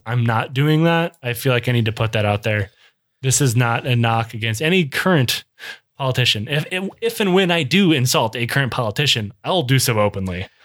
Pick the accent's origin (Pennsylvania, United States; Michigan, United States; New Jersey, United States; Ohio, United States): Michigan, United States; I grew up in Michigan